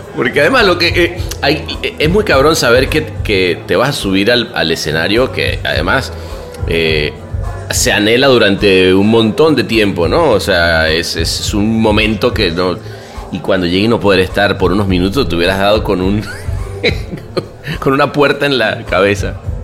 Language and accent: Spanish; Venezuela; also born or lived in Mexico; now in Los Angeles, United States; me salí de Venezuela, luego me, fui a México, ahora vivo en Los Ángeles